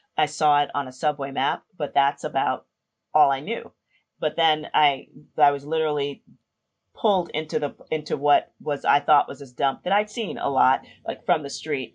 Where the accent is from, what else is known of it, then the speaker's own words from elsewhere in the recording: New York City, New York, United States; I grew up in the South Bronx in New York City, a little neighborhood called Hunts Point.